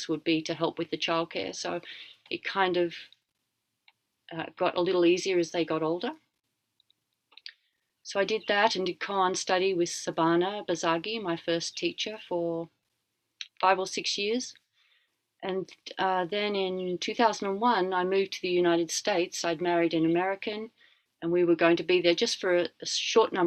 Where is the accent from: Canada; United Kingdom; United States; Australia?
Australia; moved away; I'm Australian, but I've been overseas for a long time.